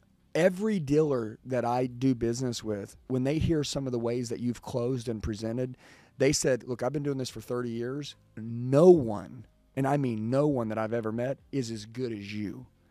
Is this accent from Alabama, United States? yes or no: no; California, United States; I've had a lot of dealers, they've asked me, where are you from? When I say California, they're like, yeah, I'm sending three.